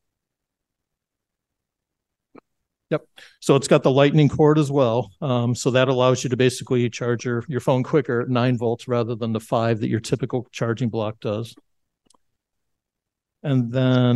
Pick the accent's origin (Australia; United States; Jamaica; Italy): United States; Buffalo, New York; I'm from Buffalo